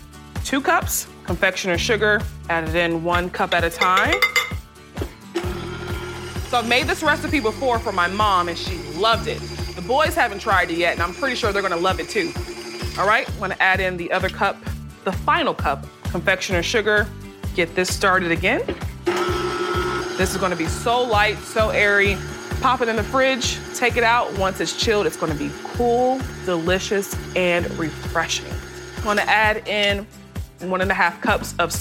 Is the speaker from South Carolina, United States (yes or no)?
yes; the Lowcountry, South Carolina, United States; Growing up in the Lowcountry